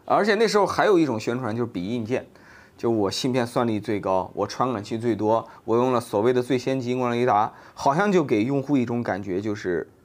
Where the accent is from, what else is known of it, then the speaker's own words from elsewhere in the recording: China; 作为一个中国人